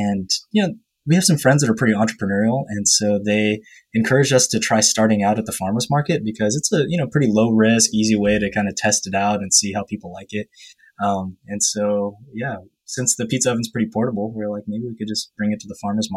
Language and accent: English; United States; I was the first generation that kind of grew up here